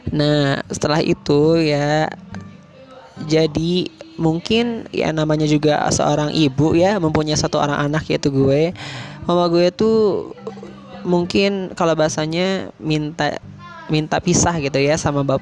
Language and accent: Indonesian; Majalaya, West Java, Indonesia; born there; gue lahir di di Bandung nih ya khususnya daerah Majalaya ya nah di Majalaya.